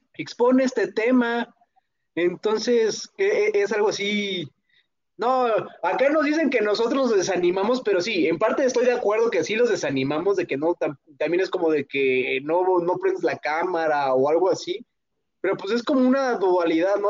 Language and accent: Spanish; Pátzcuaro, Michoacán, Mexico; en mi pueblito que es Pátzcuaro